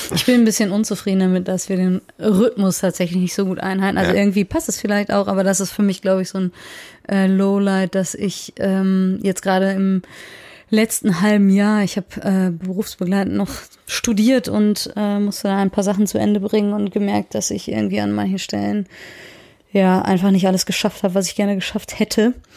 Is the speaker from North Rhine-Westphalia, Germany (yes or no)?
yes; Soest, North Rhine-Westphalia, Germany; ich bin ja in der Soester Innenstadt groß geworden